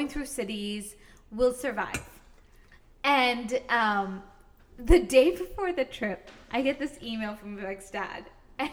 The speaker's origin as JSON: {"language": "English", "country": "United States", "tie": "born or raised there", "said": "I grew up in America"}